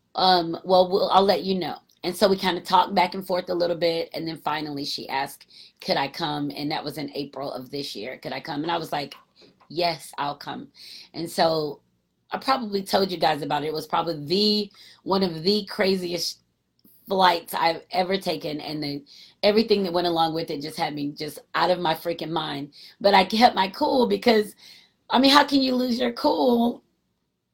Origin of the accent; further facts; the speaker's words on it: East Coast, United States; I'm from the East Coast.